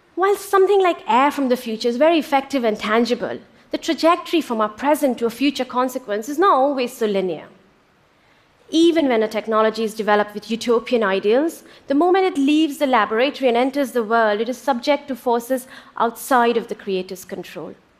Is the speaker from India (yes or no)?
yes; India; When I was growing up in India in the late 70s and early 80s